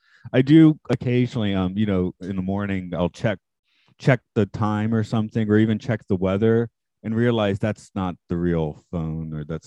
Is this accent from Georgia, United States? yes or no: yes; Atlanta, Georgia, United States; now in Japan; I'm from Atlanta.